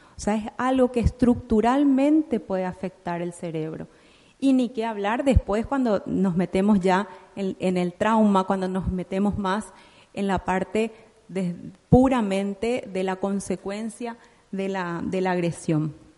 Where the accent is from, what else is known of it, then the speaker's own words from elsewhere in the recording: Paraguay; en mi país, Paraguay